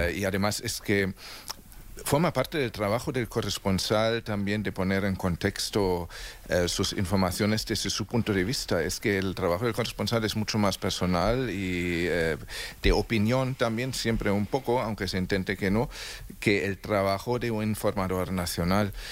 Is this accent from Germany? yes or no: yes; Germany; moved away